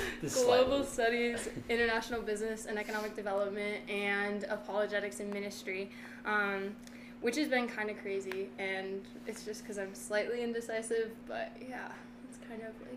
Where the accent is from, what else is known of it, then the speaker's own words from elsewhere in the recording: Marinette, Wisconsin, United States; So I'm from Marinette, Wisconsin. I actually have moved around like 13 times in my whole life. So I'd say I'm from Marinette because I've lived there probably the longest.